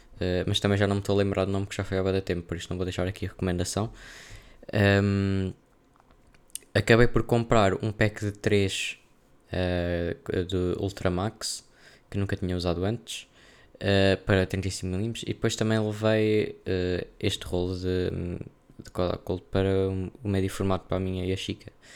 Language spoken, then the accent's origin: Portuguese; Portugal; sou um menino do interior